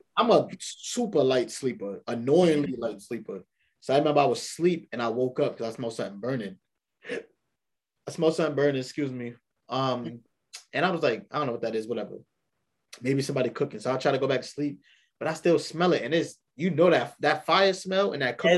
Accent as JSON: {"language": "English", "town": "New York City", "region": "New York", "country": "United States", "tie": "born or raised there", "said": "born and raised in New York"}